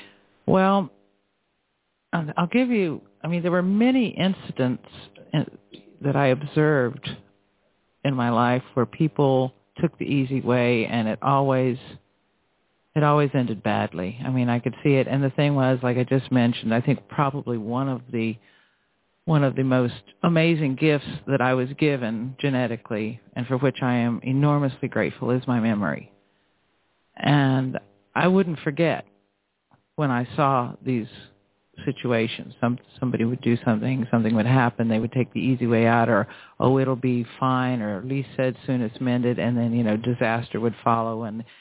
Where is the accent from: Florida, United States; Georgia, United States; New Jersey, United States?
Florida, United States; I grew up in Florida when it was a paradise, and I had a lot of freedom